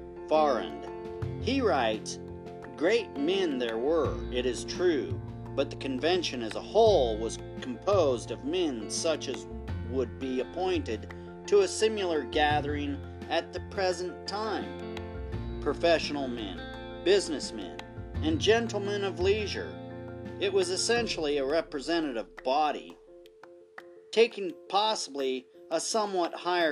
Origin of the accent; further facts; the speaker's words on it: United States; We're all American.